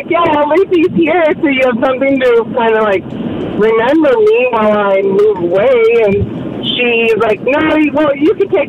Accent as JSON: {"language": "English", "country": "United States", "tie": "born or raised there", "moved": "yes", "said": "I grew up in the States, so my high school was 9 through 12."}